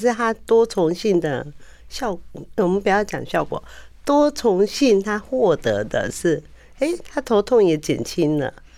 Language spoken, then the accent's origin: Chinese; Taiwan; 我们台湾人的保养习惯